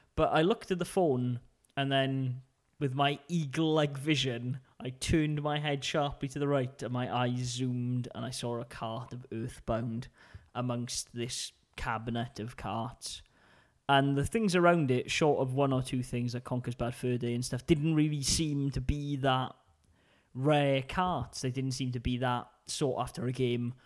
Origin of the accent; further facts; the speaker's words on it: United Kingdom; being British